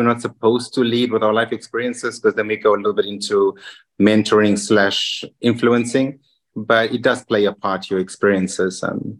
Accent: Zimbabwe; English is a second language; also born or lived in Ramsgate / Margate / Bristol / London; now in Luxembourg; Being an English, Zimbabwe is a British colony. So we didn't have too much of a culture shock in terms of language and ways. I have a lot of family in the UK.

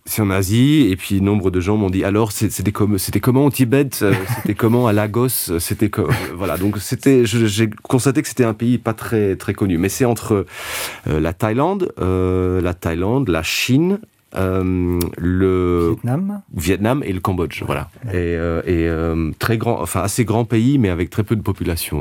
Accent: Luxembourg; first language Luxembourgish; French is a second language; moved away as an adult; also born or lived in Liège, Belgium; le luxembourgeois je considérais ça comme ma langue maternelle

